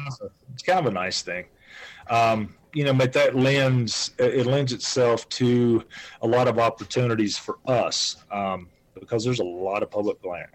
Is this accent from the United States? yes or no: yes; North Carolina, United States; now in Wyoming, United States